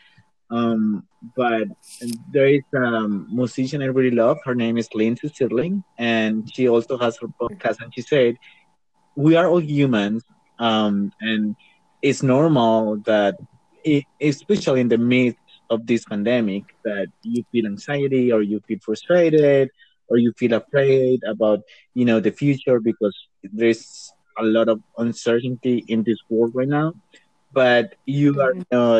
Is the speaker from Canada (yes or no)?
no; Colombia; English is a second language; I arrived to Bogota. I did a quarantine there, and then I traveled to my home state and stayed in a little town where I did another quarantine, and now I'm home